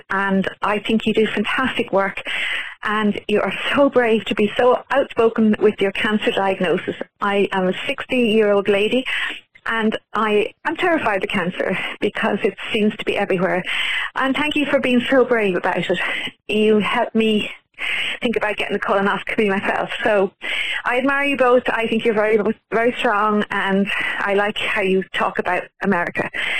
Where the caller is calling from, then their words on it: Ireland; I'm ringing you from Ireland